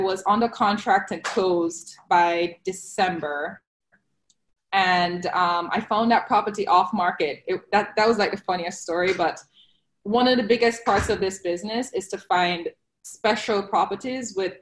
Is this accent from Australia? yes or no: no; Jamaica; now in Fort Lauderdale, United States; I am originally from Jamaica